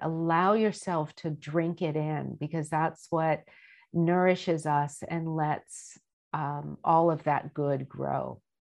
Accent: United States; I grew up in America

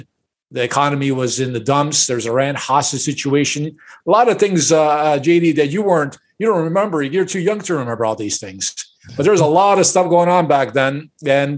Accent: Chicago, Illinois, United States; I was born and raised in Chicago, and my parents are immigrants

